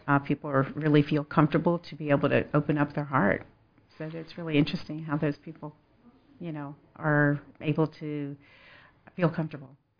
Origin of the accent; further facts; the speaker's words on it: suburbs of Philadelphia, Pennsylvania, United States; also born or lived in Florence, South Carolina; now in Lexington, United States; I'm originally from suburbs of Philadelphia